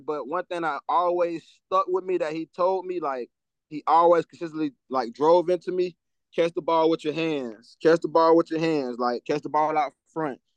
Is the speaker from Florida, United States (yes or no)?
yes; Tampa, Florida, United States; my hometown